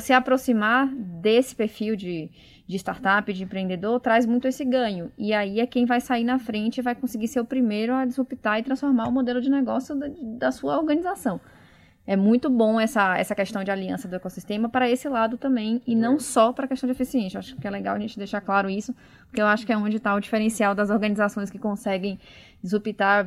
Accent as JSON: {"language": "Portuguese", "region": "Bahia", "country": "Brazil", "moved": "as an adult", "lives_now": "São Paulo, Brazil", "said": "Pelo meu sotaque, vocês podem ver que eu não sou de São Paulo, então eu formei em Salvador, na Bahia, na Federal, vim para São Paulo"}